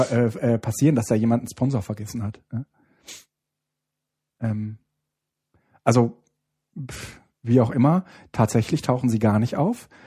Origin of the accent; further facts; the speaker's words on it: Baiersbronn, Baden-Württemberg, Germany; ich komme aus Bayersbronn. Ja, das ist ähm, das ist jetzt, äh, sage ich mal, die Umge also das ist schon ein bisschen im Süden.